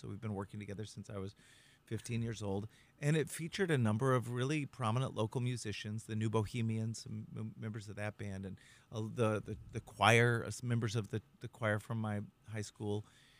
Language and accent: English; Texas, United States; moved away as an adult; also born or lived in Los Angeles / New York City; now in Hudson Valley, United States; growing up in Texas, seventh generation Texan